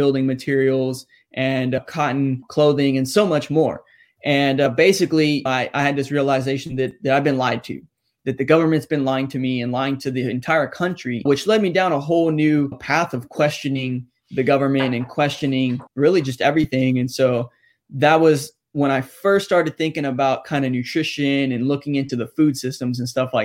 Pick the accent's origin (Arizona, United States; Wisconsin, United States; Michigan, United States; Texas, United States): Texas, United States; San Antonio; I grew up here in Texas in San Antonio, where it's basically a staple in our diet and our culture here